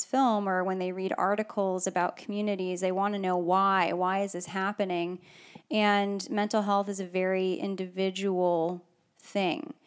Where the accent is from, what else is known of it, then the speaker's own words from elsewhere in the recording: Palo Alto, California, United States; I grew up in the Palo Alto area and went to Gunn High School